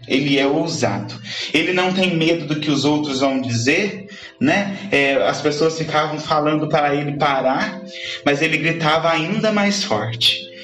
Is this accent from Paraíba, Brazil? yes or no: no; Andradas, Minas Gerais, Brazil; sou da cidade de Andradas